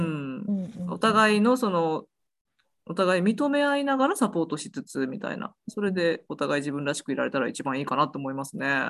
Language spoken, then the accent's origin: Japanese; Osaka, Japan; moved away as an adult; also born or lived in Kansai; now in United States; 私は大阪人なので